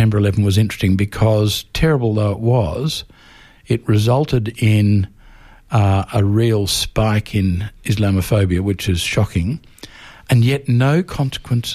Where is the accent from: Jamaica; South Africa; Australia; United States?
Australia; Melbourne, Victoria; when I was growing up in Melbourne, there was a very sharp rift between Protestants and Catholics.